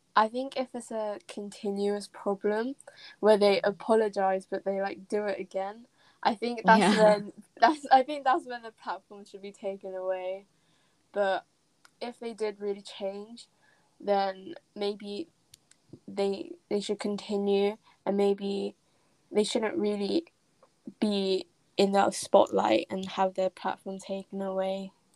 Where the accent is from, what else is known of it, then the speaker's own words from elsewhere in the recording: England, United Kingdom; I'm from England